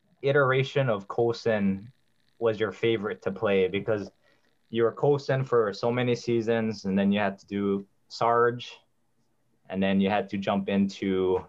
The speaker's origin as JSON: {"language": "English", "area": "Oahu", "region": "Hawaii", "country": "United States", "said": "I'm from Oahu, Hawaii"}